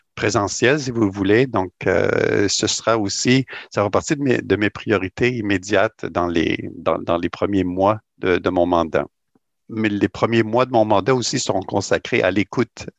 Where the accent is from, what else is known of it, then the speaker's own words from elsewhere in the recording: Rimouski, Quebec, Canada; also born or lived in New Brunswick / Montreal; now in Toronto, Canada; je suis né au Québec euh, dans la belle région du Bas-Saint-Laurent. Je suis originaire de Rimouski, dans le Bas-Saint-Laurent